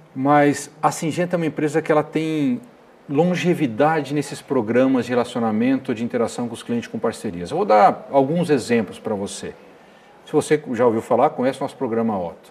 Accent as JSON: {"language": "Portuguese", "region": "Paraná", "country": "Brazil", "tie": "born or raised there", "also_born_or_lived": "Spain / Londrina / Ribeirão Preto", "moved": "as an adult", "said": "Nasci na beira do Rivaí, em Vatuba, criado sempre nas fazendas, nos sítios"}